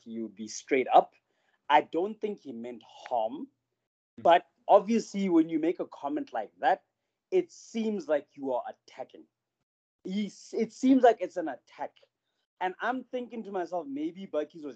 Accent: South Africa; as a South African

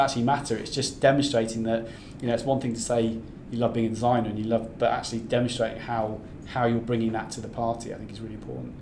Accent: North Devon, South West England, United Kingdom; moved away; also born or lived in Australia; I'm from I'm from the West Country originally, I'm from North Devon

